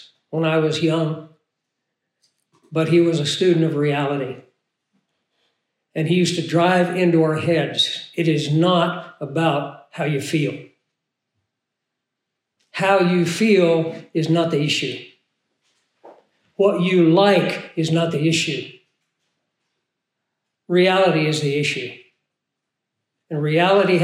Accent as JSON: {"language": "English", "region": "Arkansas", "country": "United States", "said": "I'm from Arkansas"}